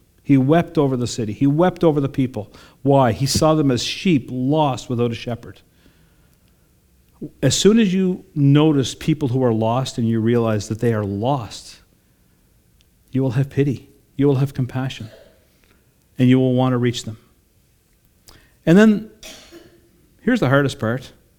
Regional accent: Sydney, New South Wales, Australia; I grew up in Sydney at the Sydney version of what they affectionately call Jelly Bean Square down the road here.

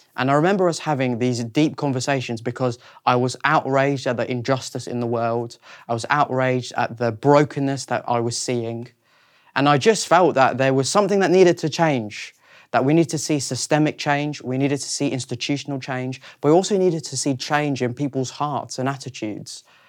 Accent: South Africa; moved away as an adult; also born or lived in Reading, United Kingdom; now in London, United Kingdom; I was born in South Africa in nineteen ninety-three, and I then lived there for twenty years and then moved to the U K

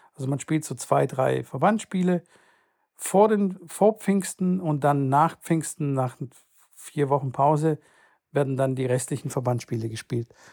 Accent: Stuttgart, Baden-Württemberg, Germany; bei uns in Stuttgart

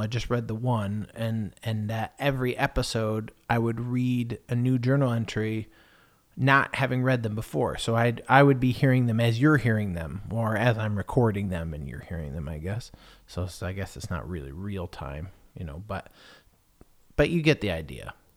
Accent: United States; moved away as an adult; now in England; I'm American

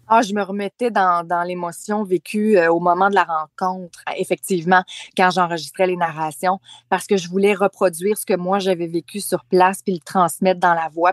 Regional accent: Charlevoix, Quebec, Canada; moved away; Charlevoix, euh, qui est ma région natale.

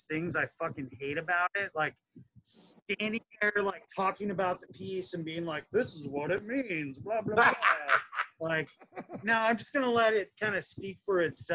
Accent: Bismarck, North Dakota, United States; moved away; I'm originally from North Dakota. I was born and raised there.

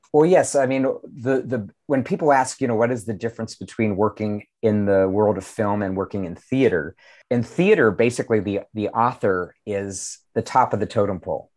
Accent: Pittsburgh, Pennsylvania, United States; my hometown of Pittsburgh.

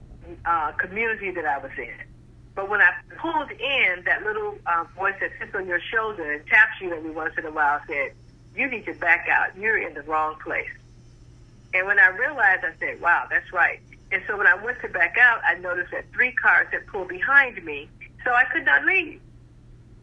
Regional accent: South Florida, United States; moved away; also born or lived in Chicago; I am from South Florida, I started my census career in Chicago.

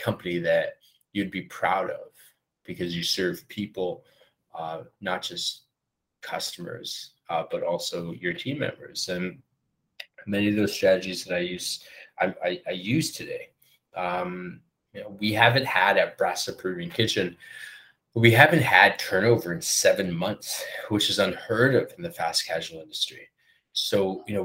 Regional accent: Canada; also born or lived in Vancouver / Peru; now in Toronto, Canada; I'm Canadian Peruvian.

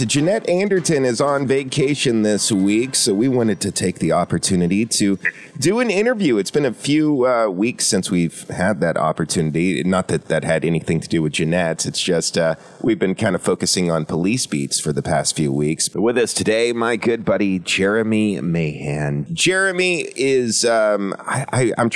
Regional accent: Georgia, United States; now in Conway, United States; I'm also from Georgia

